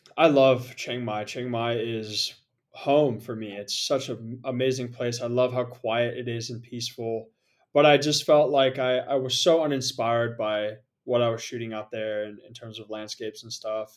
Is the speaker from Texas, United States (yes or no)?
no; San Jose, California, United States; moved away as an adult; also born or lived in Portland, Oregon / Japan / Bali; I originally grew up in San Jose, California, so just about an hour south of San Francisco.